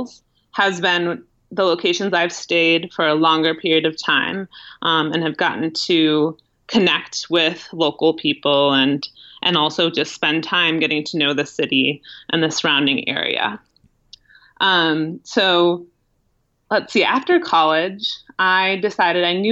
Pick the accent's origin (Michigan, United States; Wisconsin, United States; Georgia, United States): Wisconsin, United States; Milwaukee; moved away; I ended up returning to my home in the Midwest. I'm from Milwaukee, Wisconsin originally.